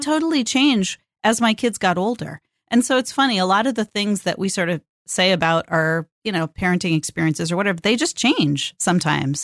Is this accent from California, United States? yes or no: yes; California, United States; now in Portland, United States; born and raised in California and lives in the Pacific Northwest